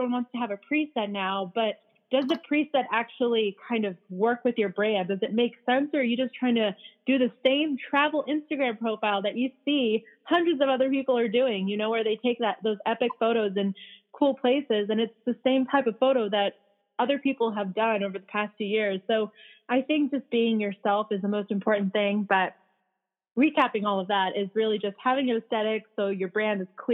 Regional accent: California, United States; also born or lived in Bosnia / Philadelphia; I came here when I was 5, which is why I don't really have an accent, and I grew up in California

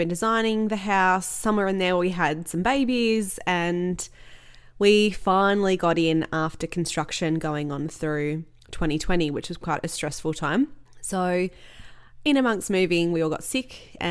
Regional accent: Australia; I'm Australian

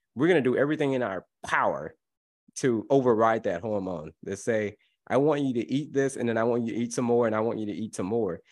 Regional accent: Florida, United States; I grew up in Florida

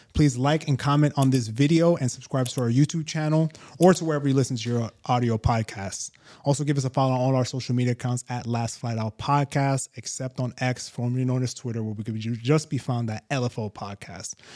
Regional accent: New York, United States; moved away as an adult; also born or lived in Abu Dhabi, UAE; now in Dubai, United Arab Emirates; We're from New York, right? So I always say, uh, when I was living in New York

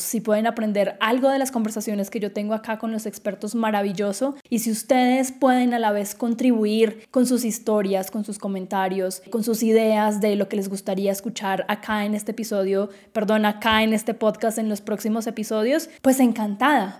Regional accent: Quindío, Colombia; moved away as an adult; yo nací en Colombia, en el departamento más chiquito del país, el Quindío, eh, en una ciudad cafetera donde todo el mundo conocía a todo el mundo

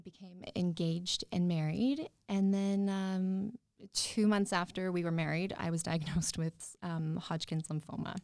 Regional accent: Yorkton, Saskatchewan, Canada; I grew up outside of York and Saskatchewan

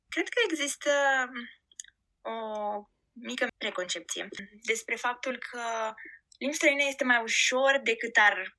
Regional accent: Giurgiu, Giurgiu County, Romania; moved away as an adult; also born or lived in Bucharest / Madrid; now in Auckland, New Zealand; nu locuiam în București, uh, sunt din Giurgiu

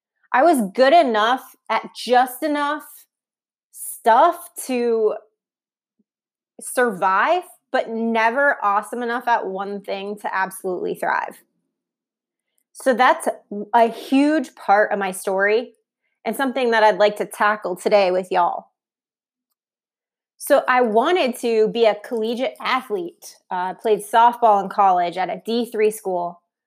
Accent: Ohio, United States; also born or lived in New York / Columbus / San Francisco; now in Charlotte, United States; But we're originally from Ohio, near Cleveland. We moved across the country and back. I've lived in New York, Columbus, Ohio, San Francisco, and now Brian and I are here.

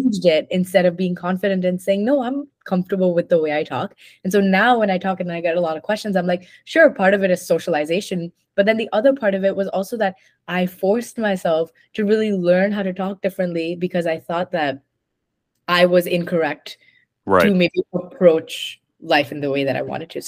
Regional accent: India; accent: Indian; moved away as an adult; also born or lived in Mumbai, India; I grew up in India for 18 years, so my accent was okay.

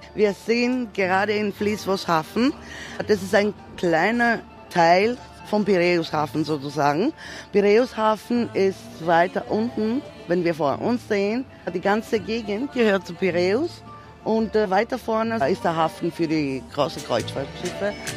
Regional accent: Greece; zu uns in Griechenland

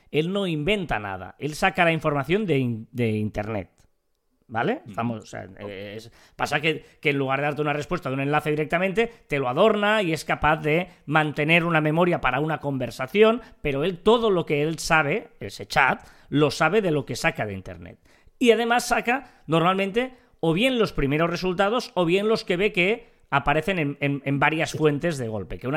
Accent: Catalonia, Spain

